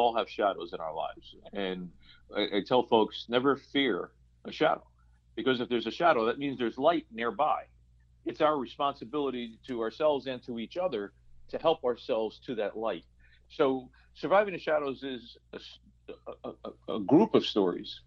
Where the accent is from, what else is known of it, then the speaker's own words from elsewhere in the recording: Paterson, New Jersey, United States; moved away as an adult; also born or lived in New York City / Florida; I'm a Paterson, New Jersey guy. I grew up in Paterson, New Jersey